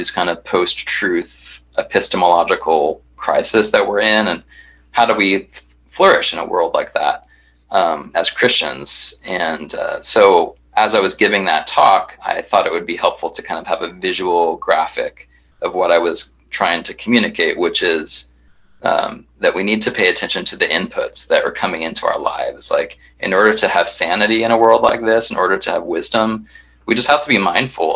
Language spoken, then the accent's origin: English; Kansas City, United States; moved away as an adult; also born or lived in Tulsa, Oklahoma / Wheaton, Illinois; now in Santa Ana, United States; I grew up in the Midwest, so I was born in Tulsa and then grew up kind of in Kansas City